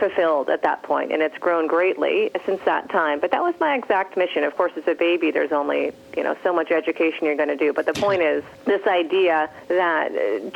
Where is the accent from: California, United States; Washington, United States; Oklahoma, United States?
California, United States; San Francisco; my hometown, San Francisco